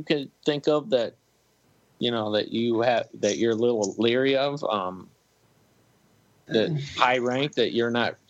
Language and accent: English; Kansas City, United States; I'm from Kansas City. I'm kind of a Kansas, Missouri kind of fan.